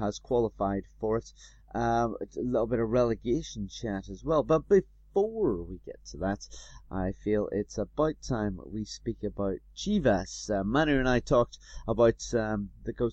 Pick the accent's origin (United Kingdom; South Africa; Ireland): United Kingdom; now in London, United Kingdom; I'm being very British